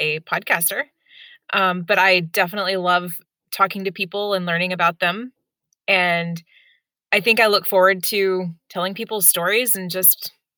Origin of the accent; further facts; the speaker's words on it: United States; from the United States